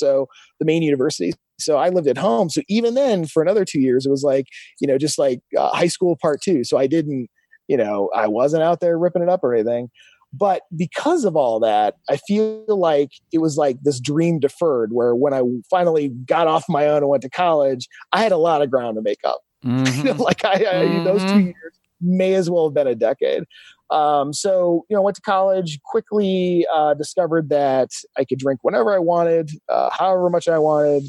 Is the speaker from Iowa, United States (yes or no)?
no; Milan, Ohio, United States; also born or lived in Phoenix; back to Milan, Ohio, where I'm from